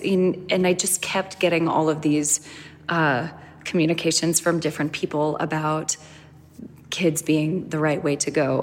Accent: Boston, Massachusetts, United States; I grew up in Boston

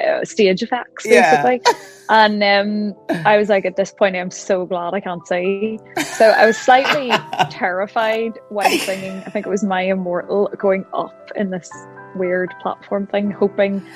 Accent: Pomeroy, Northern Ireland, United Kingdom; moved away as an adult; now in Belfast, United Kingdom; I'm originally from Pomeroy, which is a little village in County Tyrone.

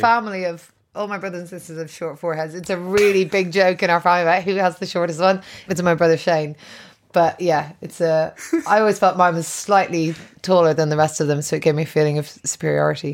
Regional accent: Ireland; I'm Irish

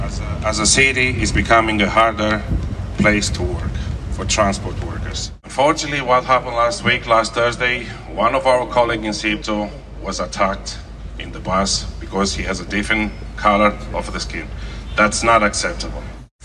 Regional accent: Dublin, Leinster, Ireland; But like I said, I'm Irish. My home, it's Dublin.

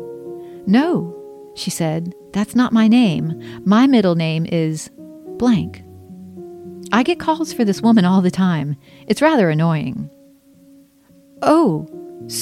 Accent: Charleston, South Carolina, United States; I was born in Charleston and put up for adoption

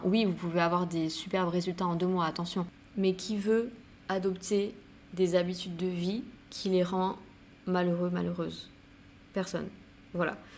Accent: St. Barthélemy; now in Bali, Indonesia; Saint-Barth, c'est là d'où je viens, c'est là euh, où j'ai grandi

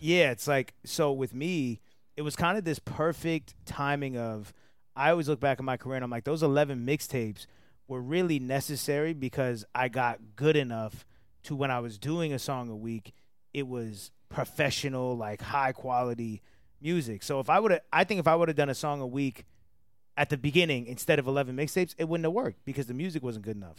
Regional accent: Atlanta, Georgia, United States; also born or lived in New Jersey; I was raised in Atlanta. I was born in New Jersey.

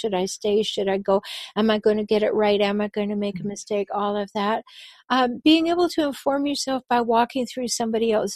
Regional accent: Vancouver Island, British Columbia, Canada; I was born on Vancouver Island

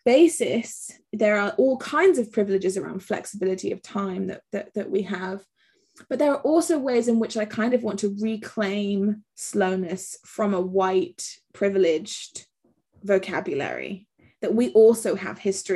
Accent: Accra, Greater Accra, Ghana; also born or lived in England; as a Ghanaian, because my family are Ghanaian and English, and I grew up between here and Accra, I have a particular relationship with slowness

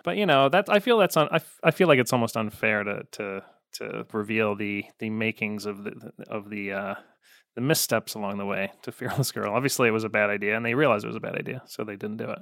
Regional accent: Chicago, Illinois, United States; I grew up in the South suburbs of Chicago, so I was more of a White Sox guy

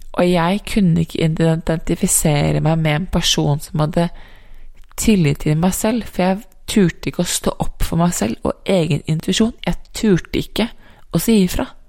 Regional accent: Norway; moved away as an adult; also born or lived in United States

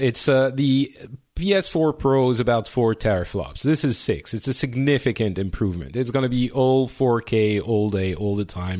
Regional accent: Lebanon; born there; accent: Lebanese; It's the Lebanese accent. You know, I was born in Lebanon, so.

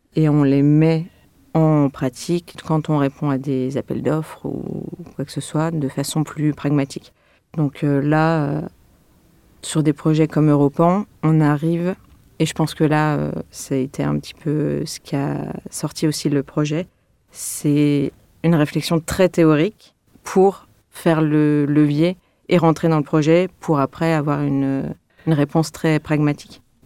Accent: Lyon, Auvergne-Rhône-Alpes, France; je suis lyonnaise aussi

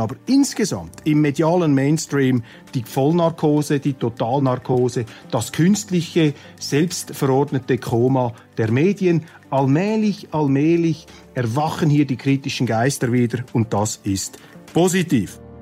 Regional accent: Switzerland

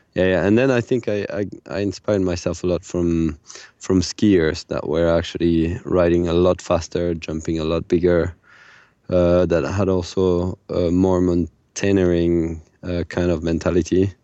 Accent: France; I grew up in the Pyrenees, which is a very small mountain, a kind of secondary mountain in France

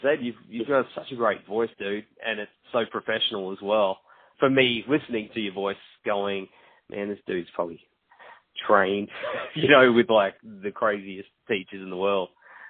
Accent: Gold Coast, Queensland, Australia; they're from my hometown when I'm talking to you now on the Gold Coast.

